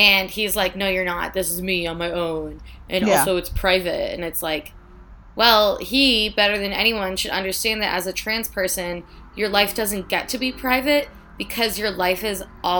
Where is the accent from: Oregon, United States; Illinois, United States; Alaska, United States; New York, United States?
Illinois, United States; I have to work for what I have because I'm from Illinois.